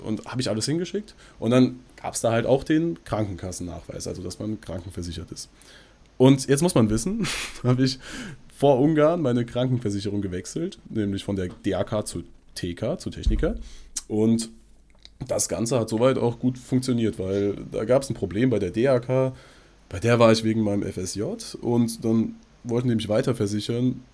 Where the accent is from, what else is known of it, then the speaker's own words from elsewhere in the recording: near Frankfurt, Hesse, Germany; wir kommen aus der Nähe Frankfurt